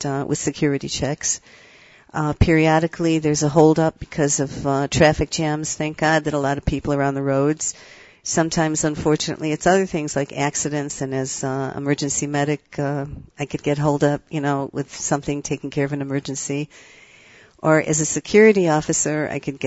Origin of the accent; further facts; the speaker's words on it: Kibbutz Sa'ad, Negev, Southern District, Israel; also born or lived in Chicago, United States; now in Beit Horon, Israel; I grew up in Kibbutz Sa'ad in the Negev